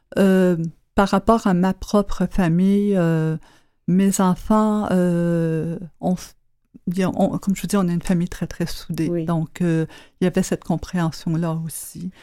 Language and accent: French; Quebec, Canada; j'étais du Québec